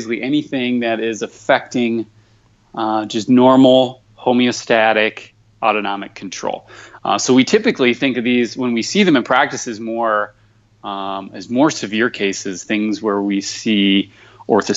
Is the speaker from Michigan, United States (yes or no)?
yes; Michigan, United States; moved away; I'm just a simple Midwestern kid, born and raised in Michigan